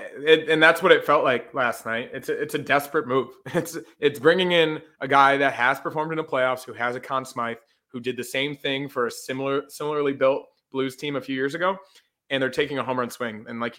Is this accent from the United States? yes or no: no; Canada; like, I know more hockey than you because I'm Canadian.